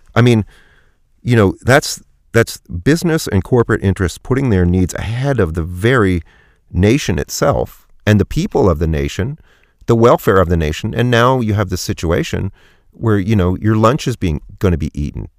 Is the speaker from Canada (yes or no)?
yes; Canada; I'm Canadian and our society is, is a little different